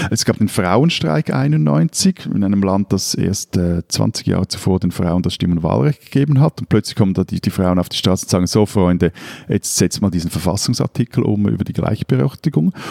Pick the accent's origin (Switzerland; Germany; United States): Switzerland; ich würde jetzt auch mal so als, als Schweizer Wendejahre auch bezeichnen, also wie auch in Deutschland